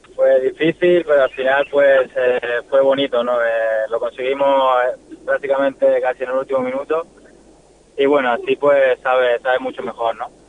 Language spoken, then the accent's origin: Spanish; Málaga, Andalusia, Spain; moved away; soy malagueño, soy malaguista